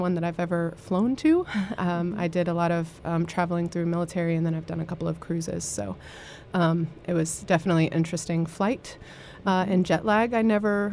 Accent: Orlando, Florida, United States; moved away; I'm originally from Orlando, Florida.

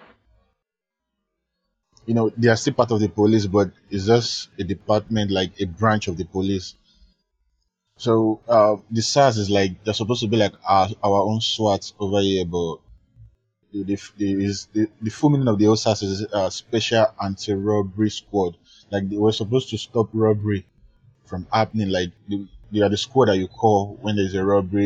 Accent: Lagos, Nigeria; Those are the ghetto parts of Lagos where I grew up. I grew up in the Bariga part.

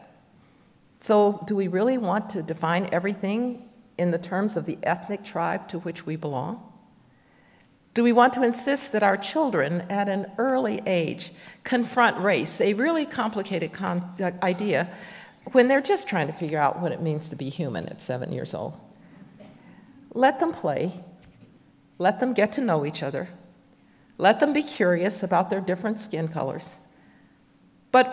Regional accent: Alabama, United States; as a fourth grader in my home state of Alabama

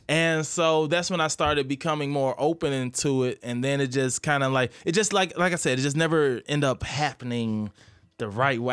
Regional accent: Midwest, United States; moved away as an adult; I grew up in the Midwest

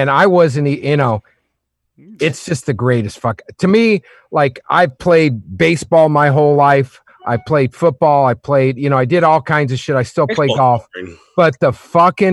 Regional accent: Oklahoma, United States; moved away as an adult; now in Los Angeles, United States; I grew up in Oklahoma. So we had Oklahoma City Blazers hockey

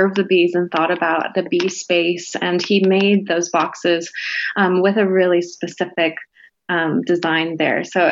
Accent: Hawaii, United States; growing up in Hawaii, hadn't really gotten to see the other islands. I had pretty much just been on the Big Island.

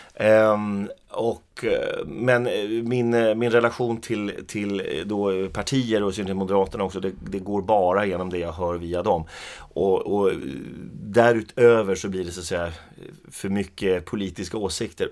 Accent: Skellefteå, Västerbotten County, Sweden; also born or lived in Arvidsjaur; Jag är ju född i Arvidsjaur. Men jag flyttade till, eller jag blev flyttad av mina föräldrar då till Skellefteå när jag var fem år. Så jag är uppvuxen i Skellefteå

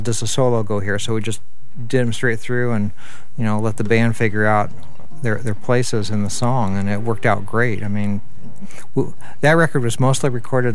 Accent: Northeast Indiana, United States; now in Minneapolis, United States; Growing up in Northeast Indiana, I spent a lot of time, summers and harvest seasons, on my grandparents' farm

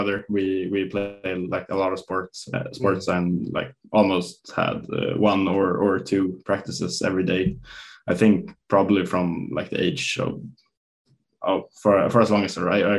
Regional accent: Stockholm, Stockholm County, Sweden; English is a second language; I grew up in Stockholm, or in a suburb right outside of Stockholm. And yeah, it was just a real nice, normal childhood, I guess.

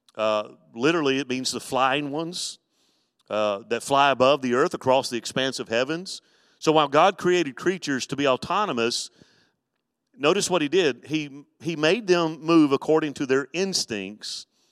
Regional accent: Mobile, Alabama, United States; growing up in Mobile, Alabama

